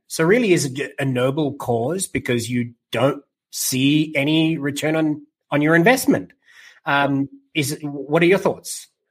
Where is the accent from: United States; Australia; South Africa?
South Africa; me being South African, having rugby a part of my life from as far back as I can remember